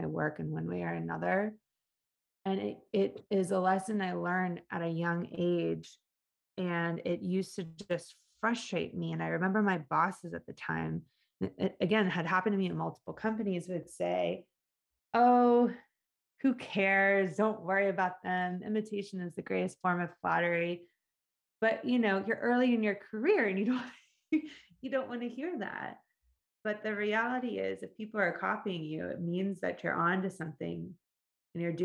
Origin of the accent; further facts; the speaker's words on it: Atlanta, Georgia, United States; I grew up in Atlanta